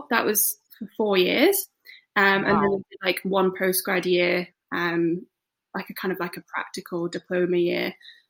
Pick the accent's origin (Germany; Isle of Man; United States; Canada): Isle of Man; moved away as an adult; also born or lived in West Midlands, United Kingdom; now in Edinburgh, United Kingdom; No. So I was born in the West Midlands, and then when I was 9, my parents moved us to the Isle of Man.